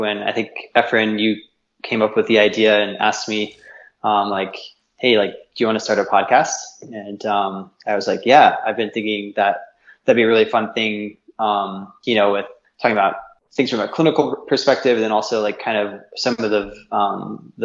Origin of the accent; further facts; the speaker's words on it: South Florida, United States; moved away as an adult; also born or lived in Boulder County, Colorado; now in Niwot, United States; I'm originally from Florida, South Florida. So I grew up in there